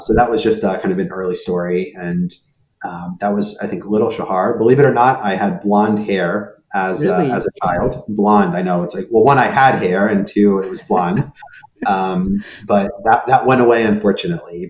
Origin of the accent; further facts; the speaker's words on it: California, United States; first language Hebrew; English is a second language; also born or lived in Israel / New York; now in Boston, United States; I was born in Israel. Um, and then at the age of three, um, my parents um, and I at that point uh, moved to the US. And the reason we moved, we moved out to California